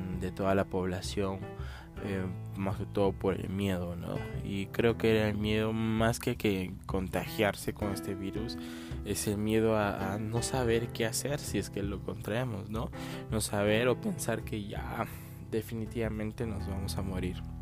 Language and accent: Spanish; Arequipa, Peru; yo soy de Arequipa, Perú